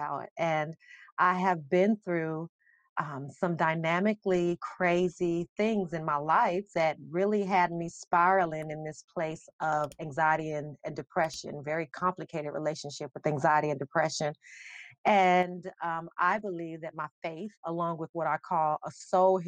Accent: Las Vegas, Nevada, United States; also born or lived in Charlotte, North Carolina; now in Columbus, United States; I'm from Vegas, born and raised, but I came to Columbus by way of Charlotte.

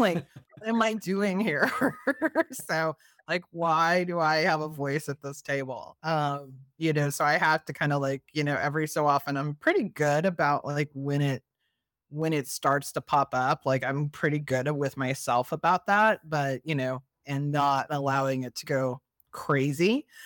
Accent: Missouri, United States; now in Maryland, United States; I'm originally from Missouri

